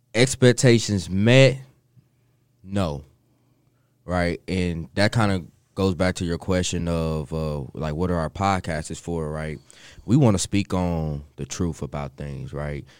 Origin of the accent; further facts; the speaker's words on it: Kansas City, United States; moved away; I'm from Kansas City. uh, born and raised there